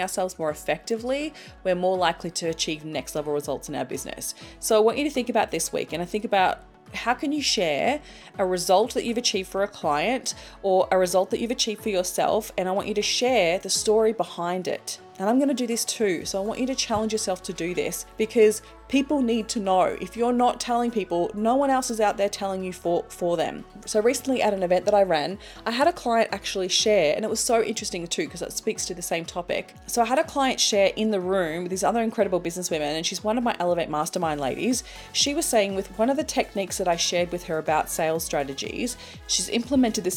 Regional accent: Australia; as an Australian

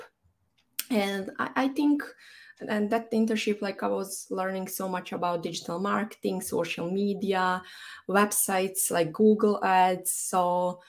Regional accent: Banja Luka, Republika Srpska, Bosnia & Herzegovina; moved away as an adult; now in Dublin, Ireland; I'm based in Dublin, even though my hometown is Banja Luka, which is in Bosnia and Herzegovina.

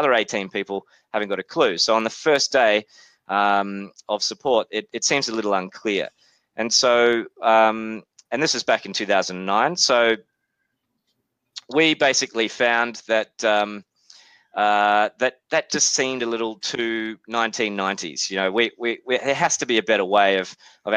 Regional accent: Australia; accent: Australian; also born or lived in New Zealand; As you can tell from my accent, I'm obviously from Australia, but was born in New Zealand

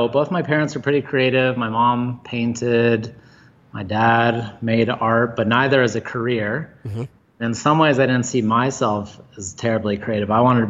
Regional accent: Boulder, Colorado, United States; I was born and raised in Boulder, Colorado, which is where we're at still today.

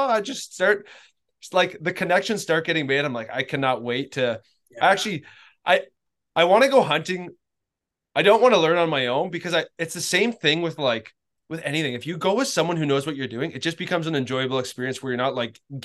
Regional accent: Canada; now in Tennessee, United States; I'm a Canadian

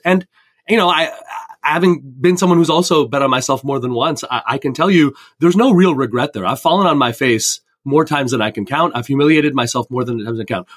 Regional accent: Canada; also born or lived in India (ancestry); now in Fairport, United States; I come from Indian immigrants growing up in Canada

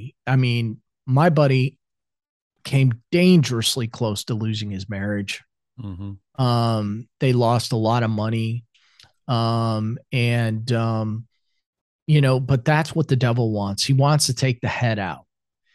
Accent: Iowa, United States; moved away as an adult; also born or lived in South Carolina; now in Atlanta, United States; I grew up in Iowa, I was back home

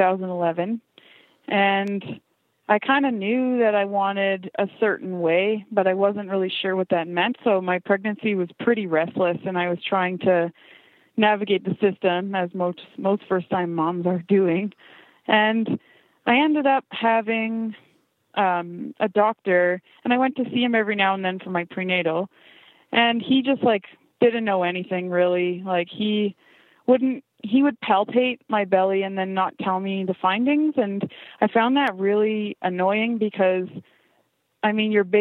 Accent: Ontario, Canada; also born or lived in Saskatchewan; now in British Columbia, Canada; I'm actually from Ontario originally, in a big city.

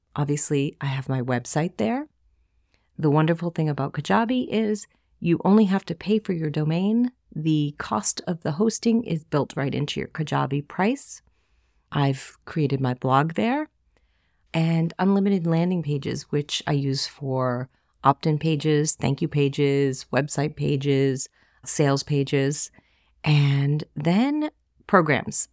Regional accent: Boston, Massachusetts, United States; accent: Boston; That's my Boston accent

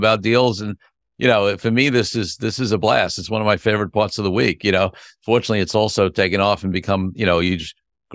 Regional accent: New York City, New York, United States; I'm a Brooklyn boy myself

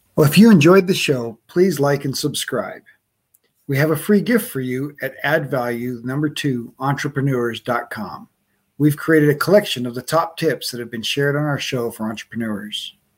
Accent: Wisconsin, United States; was born in Wisconsin

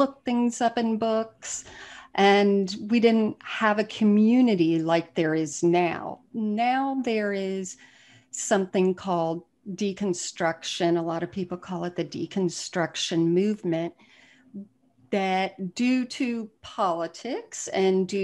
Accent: South Florida, United States; moved away; I'm from South Florida originally

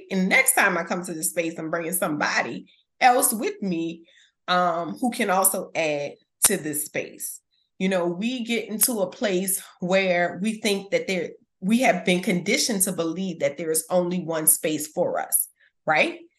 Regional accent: New Orleans, Louisiana, United States; from the West Bank.

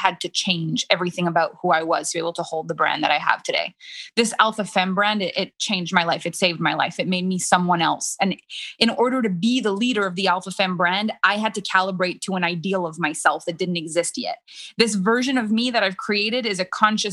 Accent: Canada; first language French; English is a second language; I'm French Canadian. French is my first language.

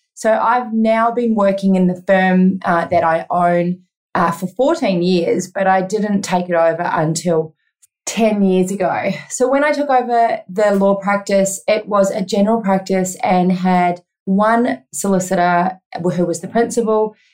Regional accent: New Zealand; moved away as an adult; now in Australia; I am originally from New Zealand and moved to Australia when I was 25

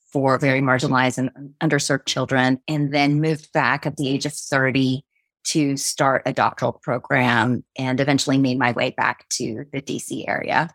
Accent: United States; I was born and raised in the States

